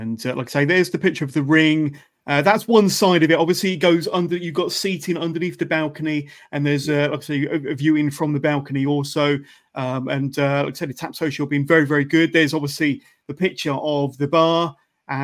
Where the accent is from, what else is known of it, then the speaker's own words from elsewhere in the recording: Oxford, South East England, United Kingdom; I'm also from Oxford.